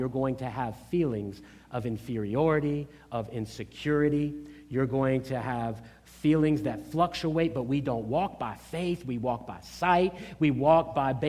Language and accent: English; Norfolk, Virginia, United States; I grew up in Norfolk, Virginia, in an urban environment